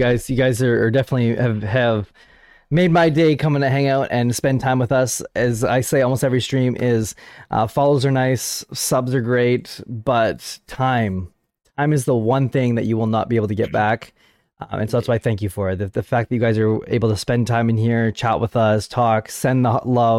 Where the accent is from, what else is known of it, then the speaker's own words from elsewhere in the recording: Scotland, United Kingdom; Well, hi, first off, I'm from Scotland.